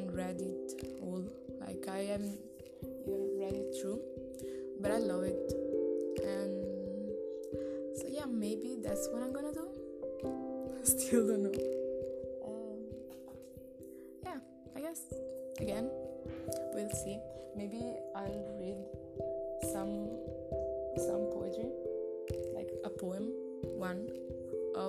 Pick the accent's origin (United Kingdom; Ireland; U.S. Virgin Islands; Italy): Italy; I'm 20 and I'm from Italy